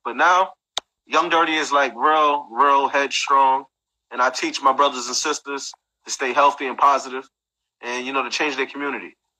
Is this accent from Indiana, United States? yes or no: no; Brooklyn, New York, United States; I'm from Brooklyn.